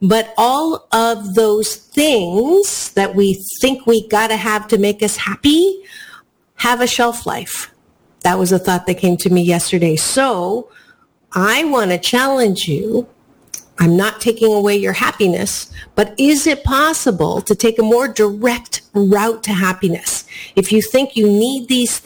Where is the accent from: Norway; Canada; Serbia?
Canada; now in United States; Black Friday is not something that I grew up with because I was born in Canada